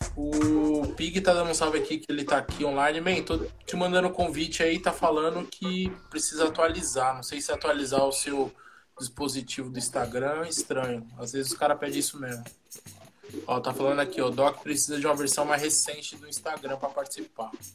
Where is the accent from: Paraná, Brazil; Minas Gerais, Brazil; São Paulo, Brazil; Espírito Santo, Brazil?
São Paulo, Brazil; nasci e morei ali no Jardim Monte Azul